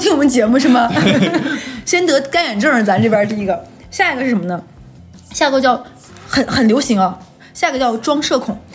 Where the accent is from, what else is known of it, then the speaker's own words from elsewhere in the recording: Northeast China, China; 我是东北人